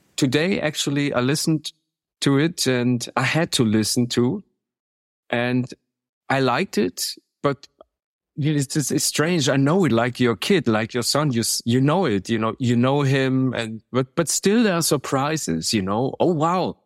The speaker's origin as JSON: {"language": "English", "town": "Munich", "region": "Bavaria", "country": "Germany", "said": "I'm from Munich"}